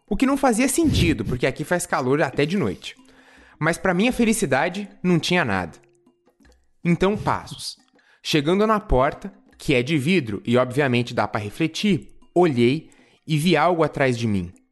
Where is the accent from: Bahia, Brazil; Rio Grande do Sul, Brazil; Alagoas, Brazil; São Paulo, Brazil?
São Paulo, Brazil; tenho 17 anos, sou do interior de São Paulo e aqui é bem chato.